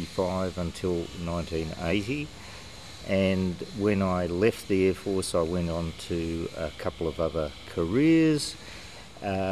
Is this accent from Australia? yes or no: yes; Australia; also born or lived in Germany; And we wound up in Germany, where I was born, and then, because we were refugees, wound up in Australia in 1950.